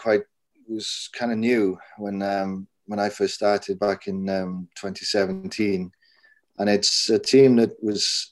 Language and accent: English; Maerdy, Wales, United Kingdom; moved away; also born or lived in Switzerland; I was born in the Welsh coalfields and southwest coalfields in Mardi, which is at the top of the Rhondda Vach.